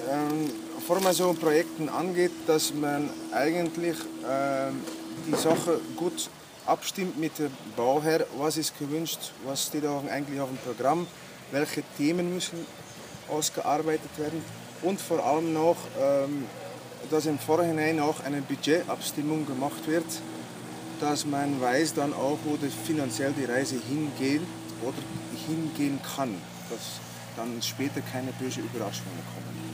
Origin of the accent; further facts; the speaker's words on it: Bruges, Flanders, Belgium; moved away as an adult; now in Bramberg, Austria; ich bin jetzt schon zwölf Jahre in äh, Österreich, in Oberpinskau, in Bramberg zu Hause. Gebürtig bin, komme ich aus Belgien, aus Brücke.